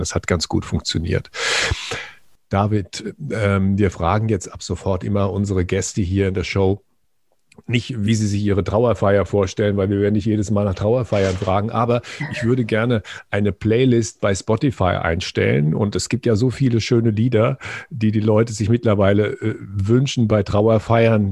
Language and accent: German; Frankfurt, Hesse, Germany; hier bei uns in Frankfurt